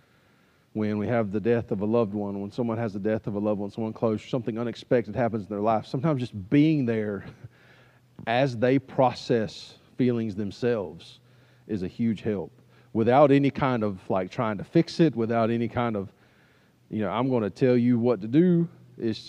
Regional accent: United States; as an American

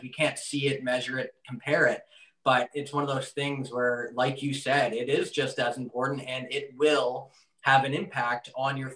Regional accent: Canada; I grew up watching a lot as a Canadian

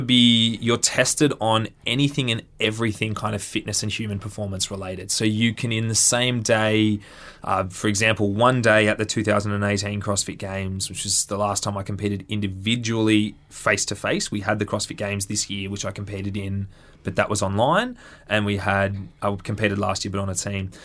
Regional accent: Central Coast, New South Wales, Australia; I grew up on the Central Coast.

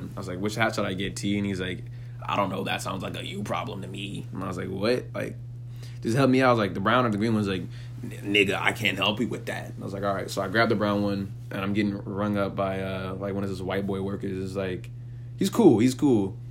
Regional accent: San Jose, California, United States; moved away as an adult; also born or lived in Hollywood, Los Angeles; I'm from San Jose, California

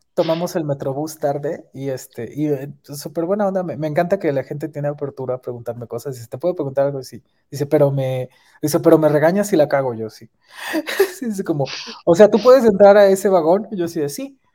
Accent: Mexico City, Mexico; somos de la Ciudad de México

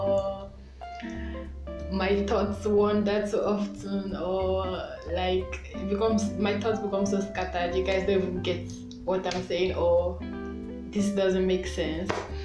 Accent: Nigeria; I'm a Nigerian teen

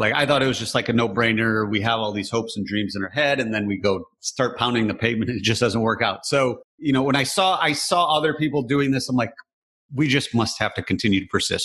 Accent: Michigan, United States; Growing up in Michigan, very blue collar

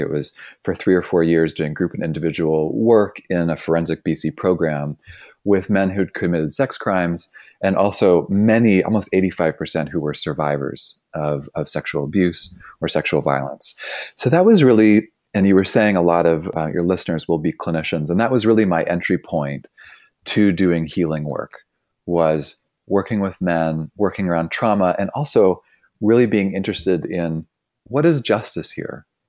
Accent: Toronto, Ontario, Canada; moved away as an adult; now in Bay Area, United States; I grew up in Toronto.

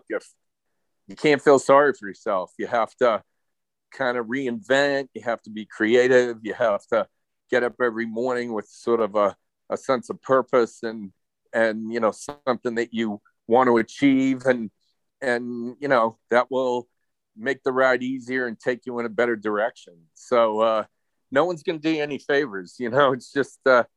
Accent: Maine, United States; I grew up in Maine

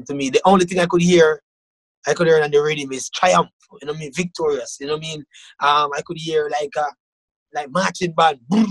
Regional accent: Jamaica; moved away as an adult; now in Canada; growing up in Jamaica

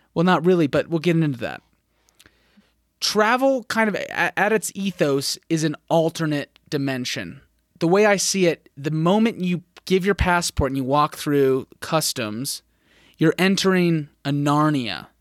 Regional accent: Phoenix, Arizona, United States; moved away; I grew up in Phoenix

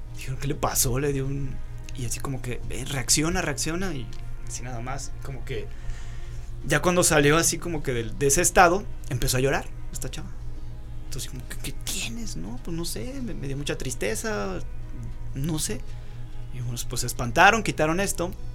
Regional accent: Rioverde, San Luis Potosí, Mexico; ahí en San Luis, de donde yo soy, cuando estudiábamos la universidad, éramos estudiantes foráneos, porque veníamos de Río Verde, un pueblito a dos horas de San Luis

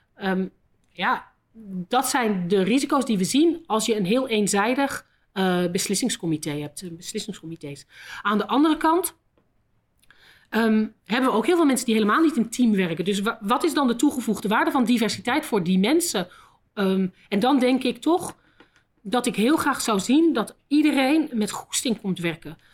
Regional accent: Netherlands; moved away as an adult; also born or lived in London, United Kingdom / Tokyo, Japan; now in Belgium; zoals je wel hoort ben ik niet Belgisch. ik ben van Nederland.

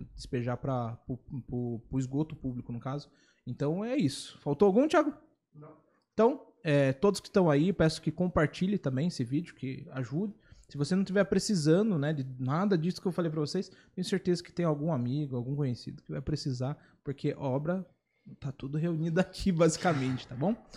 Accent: Itapetininga, São Paulo, Brazil; moved away; Eu vim de Itapetininga também

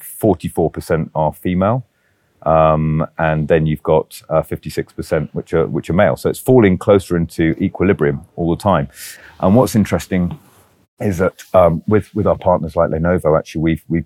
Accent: United Kingdom; moved away; So although I'm British, this is an Arabic, yeah, Arabic agency.

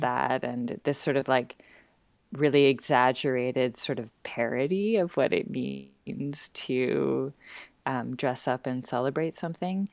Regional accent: Vancouver, British Columbia, Canada; moved away as an adult; now in Montreal, Canada; I'm originally from Vancouver, born and raised on the west coast of Canada

